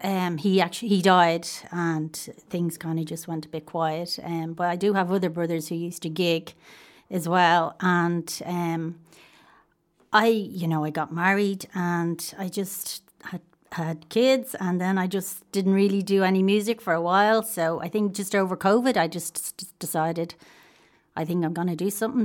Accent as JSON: {"language": "English", "town": "Dublin", "region": "Leinster", "country": "Ireland", "said": "I'm originally from Walkinstown."}